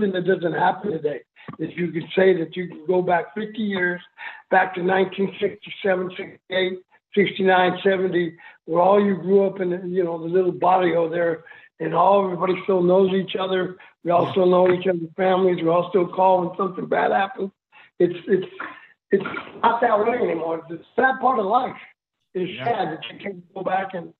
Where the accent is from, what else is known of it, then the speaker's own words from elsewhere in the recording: California, United States; also born or lived in El Paso, Texas; my mom put us to work in the fields of California. That's why we moved from El Paso to California